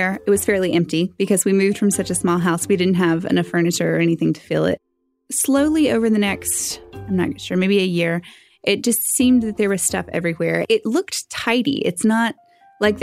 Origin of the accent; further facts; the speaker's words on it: Western North Carolina, United States; I'm from Western North Carolina, and I'm 31 years